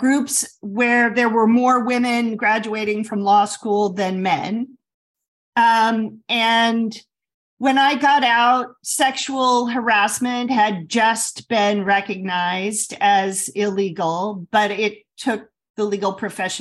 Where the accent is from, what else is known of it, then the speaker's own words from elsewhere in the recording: Midwest, United States; I grew up in the Midwest